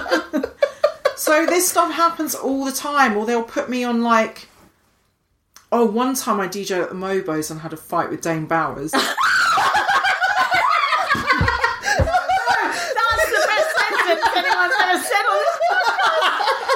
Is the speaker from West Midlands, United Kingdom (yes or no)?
no; Highlands of Scotland, United Kingdom; now in London, United Kingdom; I grew up in the Highlands of Scotland